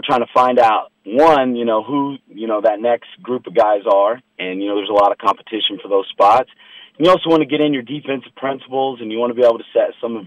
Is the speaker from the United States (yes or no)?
yes; Anderson, Indiana, United States; I grew up around the Anderson area